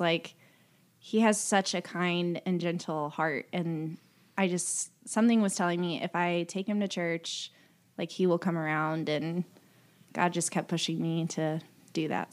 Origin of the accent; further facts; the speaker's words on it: Carmel, Indiana, United States; also born or lived in Lexington, Kentucky; now in Lafayette, United States; I am from, originally from Lexington, Kentucky, but grew up in Carmel, Indiana